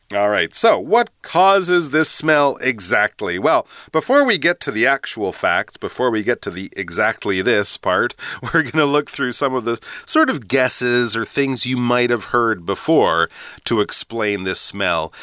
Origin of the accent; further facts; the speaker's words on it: Canada; moved away; also born or lived in England; growing up in Canada, and actually when I lived in England too